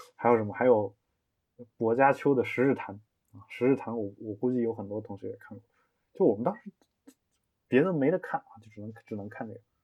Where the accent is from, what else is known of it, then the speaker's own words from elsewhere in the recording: China; 我们中国人